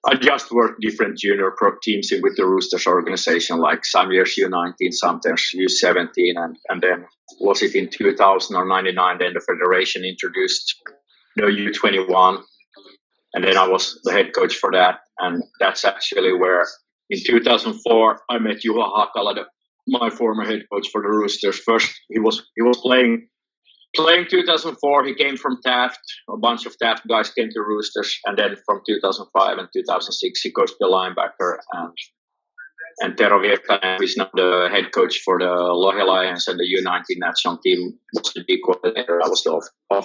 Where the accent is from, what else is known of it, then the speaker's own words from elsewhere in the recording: Hanko, Uusimaa, Finland; Hanko is my hometown, and I did soccer like most Finnish kids